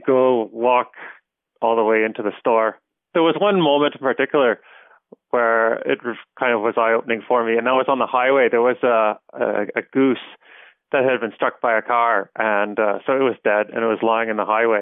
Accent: Stittsville, Ontario, Canada; I grew up in Stittsville, which is at the time, it's about 40 kilometers outside of downtown Ottawa

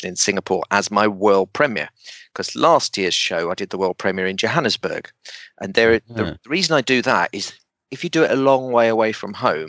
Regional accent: London, United Kingdom; also born or lived in Bradford; went to a comprehensive in East London

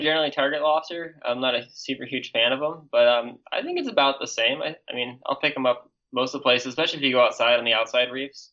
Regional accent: Alaska, United States; I'm from Alaska

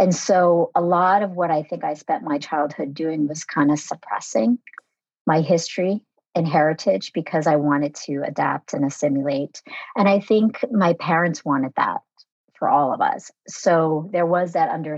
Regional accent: United States; born or raised there; first language Vietnamese; English is a second language

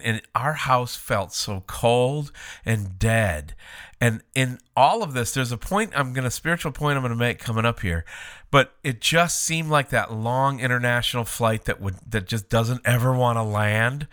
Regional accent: Minnesota, United States; moved away; also born or lived in Alaska; We grew up in Minnesota, spent time in Alaska.

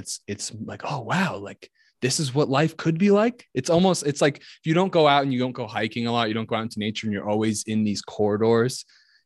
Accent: Ringwood, New Jersey, United States; where I'm from Ringwood, New Jersey, and people are like, oh, he's from Jersey. But really I'm from like the most southern part of like rural New York State

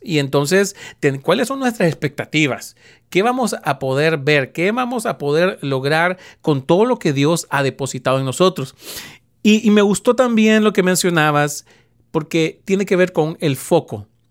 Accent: Honduras; en Honduras, de donde yo soy originario

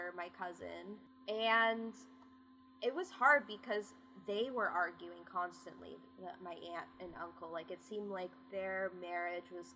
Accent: West Coast, California, United States; also born or lived in Bennington, Vermont / Plainville, Massachusetts; I grew up on the West Coast

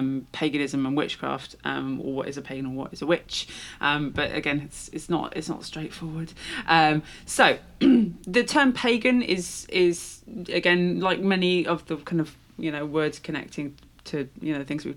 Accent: Shropshire, West Midlands, United Kingdom; I'm from Shropshire

